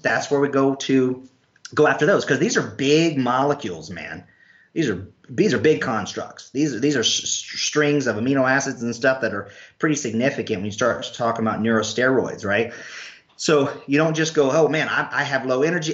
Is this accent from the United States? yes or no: yes; North Carolina, United States; also born or lived in Irish (ancestry); now in Florida, United States; I'm from North Carolina